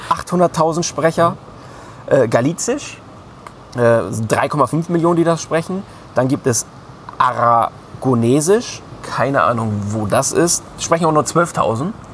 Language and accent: German; Germany; bei uns in Deutschland